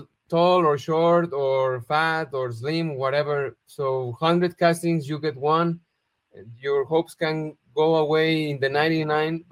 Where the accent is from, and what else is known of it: Guadalajara, Jalisco, Mexico; born or raised there